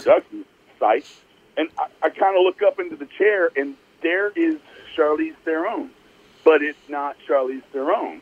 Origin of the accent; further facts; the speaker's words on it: East Texas, United States; I grew up in East Texas